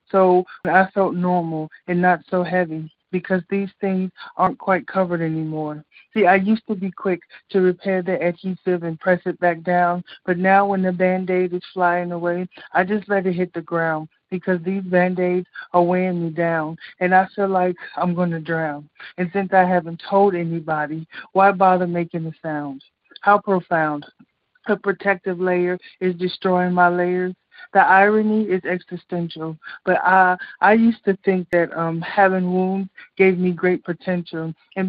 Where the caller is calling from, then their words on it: Chicago, Illinois, United States; Hey, it's … from Chicago.